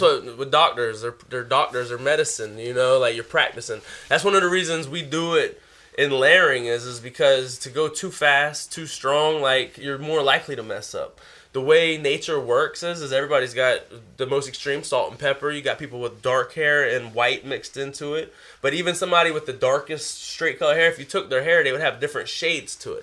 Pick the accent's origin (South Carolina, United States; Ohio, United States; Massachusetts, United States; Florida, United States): South Carolina, United States; I'm from South Carolina. Everything's flat